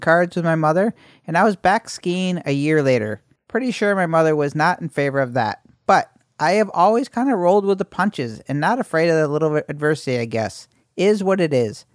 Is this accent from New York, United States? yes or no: yes; Syracuse, New York, United States; I was born in Syracuse, New York, November nineteen sixty-nine.